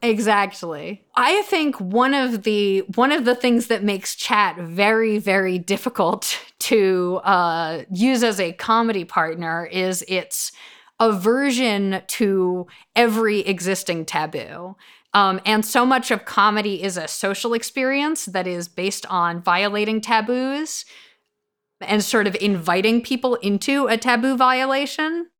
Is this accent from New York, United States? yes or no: yes; New York, United States; I'm a woman raised Jewish in New York.